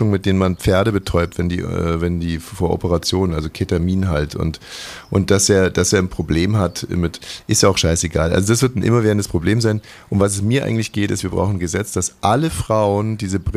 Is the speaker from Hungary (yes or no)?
yes; Hungary; ich bin Ungar, weißt du, wir sympathisieren mit der Kaiserin jetzt schon sehr, sehr lange